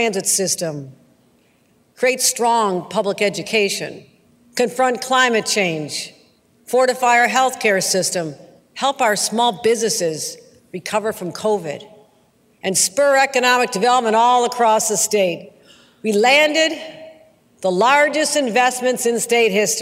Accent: Western New York, United States; growing up in Western New York

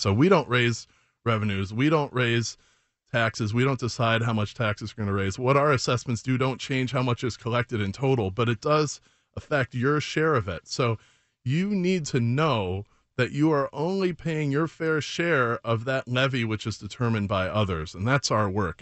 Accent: Chicago, Illinois, United States; also born or lived in Oak Park; I grew up in Chicago

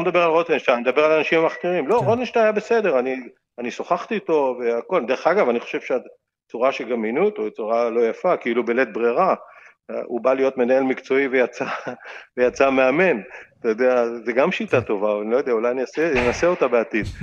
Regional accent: Israel; אני ישראלי חוצפן

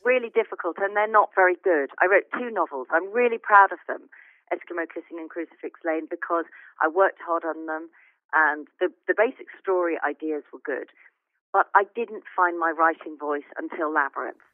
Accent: Chichester, South East England, United Kingdom; my hometown of Chichester

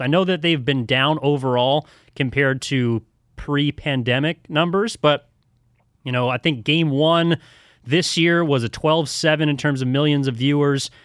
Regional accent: El Cerrito, California, United States; I'm originally from the East Bay. Grew up in El Cerrito

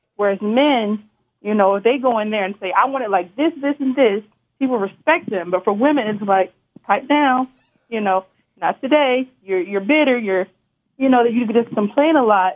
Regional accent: North Carolina, United States; I'm from North Carolina

